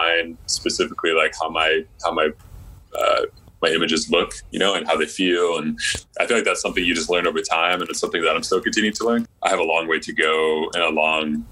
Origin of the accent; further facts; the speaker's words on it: just outside of Seattle, Washington, United States; I grew up just outside of Seattle